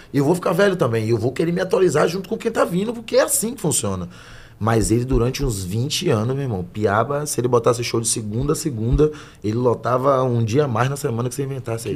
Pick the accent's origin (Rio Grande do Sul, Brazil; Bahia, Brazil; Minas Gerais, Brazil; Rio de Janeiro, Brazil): Bahia, Brazil; Salvador; moved away as an adult; now in São Paulo, Brazil; de Brotas, né? Em Salvador